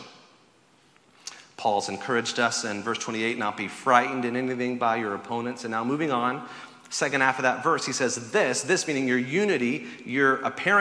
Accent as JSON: {"language": "English", "region": "the South", "country": "United States", "tie": "born or raised there", "said": "I grew up in the South, where tea is served cold"}